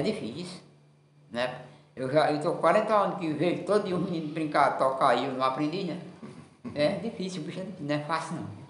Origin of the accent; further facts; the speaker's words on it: Limoeiro do Norte, Ceará, Brazil; Fui nascido e criado na Cis Faceira, onde até hoje ainda estou ainda vivendo